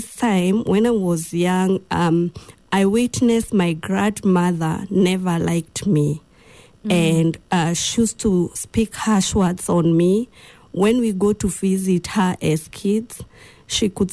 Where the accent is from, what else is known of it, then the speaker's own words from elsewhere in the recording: Githunguri, Kiambu County, Kenya; also born or lived in Machakos, Kenya; that time we were living in Machakos. Mm. And then when I was in class 2, we came back to our home area, which is in Githunguri, Kiambu County.